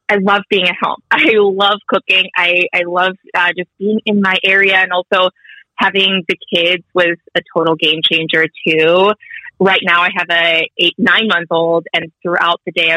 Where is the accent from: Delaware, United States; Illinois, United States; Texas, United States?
Illinois, United States; Glenview; moved away as an adult; also born or lived in New York; now in northern Minnesota, United States; I grew up in Glenview in the 90s